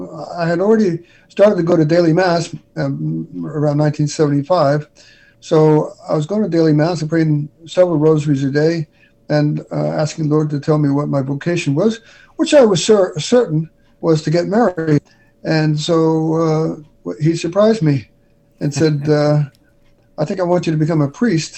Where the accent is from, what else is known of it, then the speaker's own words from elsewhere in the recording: New York City, New York, United States; I was raised in New York City. Early years in the Bronx and Riverdale, New York.